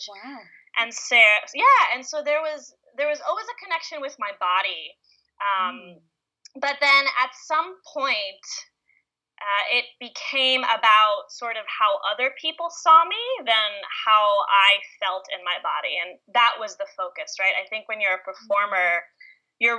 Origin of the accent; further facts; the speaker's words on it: Israel; also born or lived in New York / St. Louis, Missouri; I was born in New York, and then I grew up in Israel for a few years, seven years exactly.